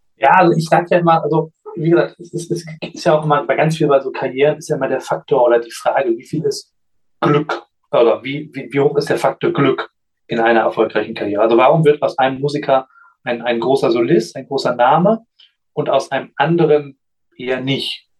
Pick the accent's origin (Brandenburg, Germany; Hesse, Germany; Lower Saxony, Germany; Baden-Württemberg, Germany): Lower Saxony, Germany; Göttingen; ich bin in Göttingen geboren und aufgewachsen